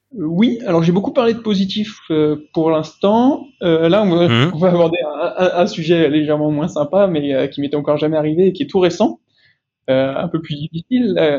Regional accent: Lyon, Auvergne-Rhône-Alpes, France; moved away as an adult; now in Paris, France; j'ai grandi à Lyon et je vis maintenant euh, à Paris.

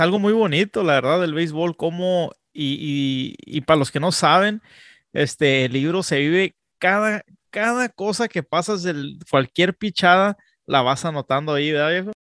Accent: Tijuana, Baja California, Mexico; also born or lived in Texas; now in San Diego, United States; yo soy nacido en Tijuana, Baja California, pero soy criado pues en, en la frontera, la, la, neta, entre San Diego y Tijuana, San Diego y Tijuana.

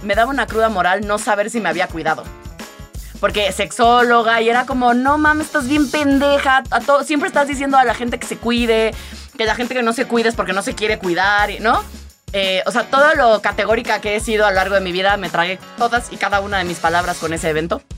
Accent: Tabasco, Mexico; yo crecí en Tabasco

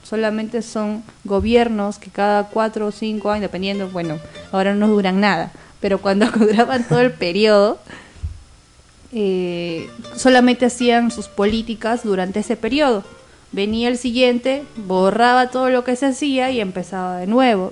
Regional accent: Tacna, Peru; Nosotros somos de Tacna hasta Lima

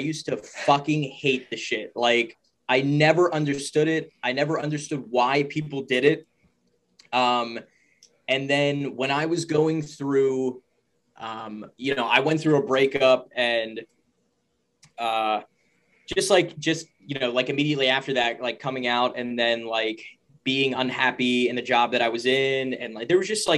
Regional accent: Pennsylvania, United States; also born or lived in Pittsburgh; I'm from Pennsylvania. I currently live in Pittsburgh right now

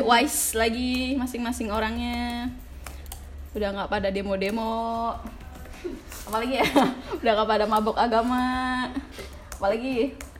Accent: Pemalang, Central Java, Indonesia; moved away; gue kan kecil di ini ya di di kampung

